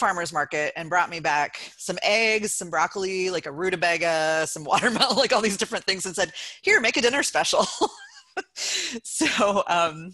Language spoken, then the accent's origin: English; Athens, Ohio, United States; moved away as an adult; now in Cleveland Heights, United States; It's in Athens, Ohio, where I was born and grew up and lived for 28 years